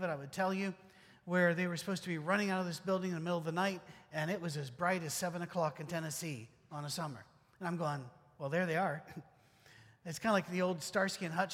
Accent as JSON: {"language": "English", "country": "United Kingdom", "moved": "yes", "said": "I'm British"}